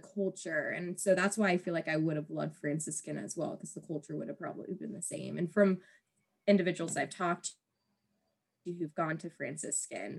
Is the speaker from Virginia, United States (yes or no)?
yes; Virginia, United States; I was born and raised in Virginia, never left